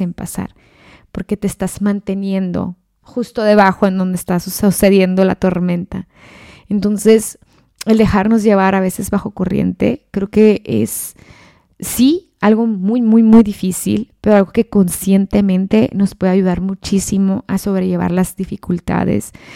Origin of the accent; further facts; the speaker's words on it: Ciudad Juárez, Chihuahua, Mexico; moved away; la misma ciudad donde yo soy, de Ciudad Juárez, Chihuahua